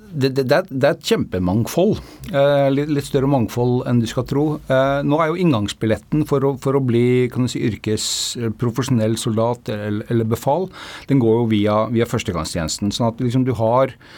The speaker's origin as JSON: {"language": "Norwegian", "country": "Norway", "said": "vi som nordmenn"}